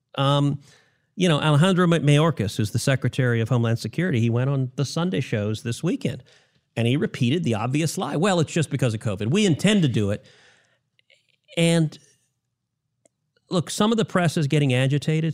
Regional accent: Texas, United States; my home state of Texas

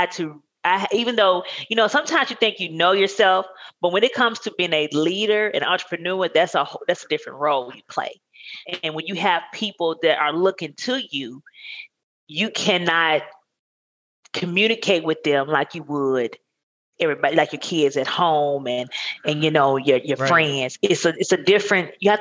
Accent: Blackfish, Arkansas, United States; now in Texas, United States; I grew up in Arkansas.

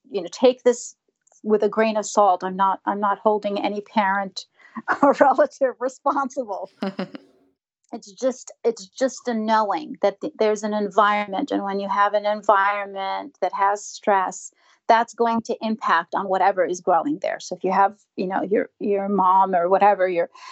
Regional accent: New York, United States; I'm from New York

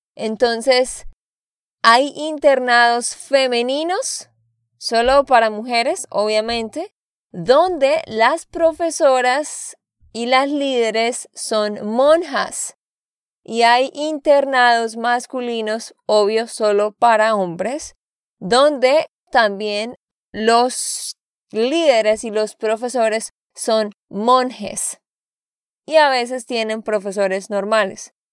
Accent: Santander, Colombia; de Santander, Colombia

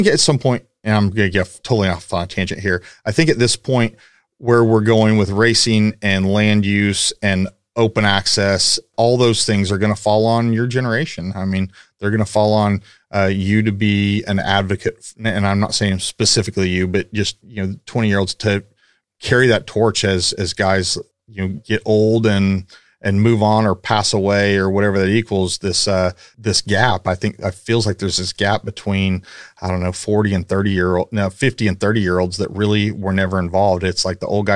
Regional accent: Paola, Kansas, United States; moved away as an adult; now in Houston, United States; I'm from Kansas. I'm from the same hometown as Miles

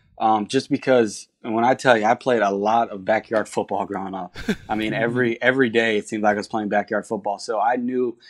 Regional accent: Myrtle Beach, South Carolina, United States; I grew up in Myrtle Beach, went to Soxie High School

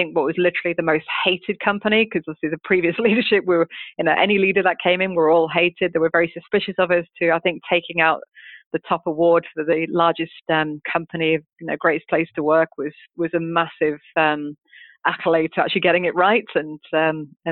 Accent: United Kingdom; moved away; come in as a Brit

